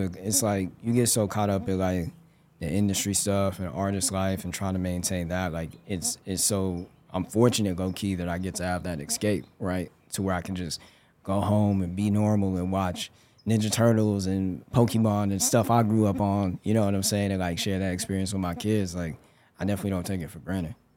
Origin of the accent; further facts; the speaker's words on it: Denver, Colorado, United States; moved away; I grew up in Denver, Colorado.